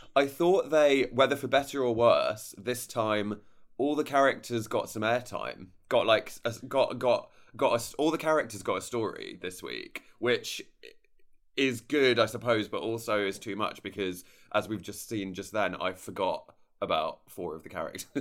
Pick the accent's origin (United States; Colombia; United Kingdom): United Kingdom; I'm so British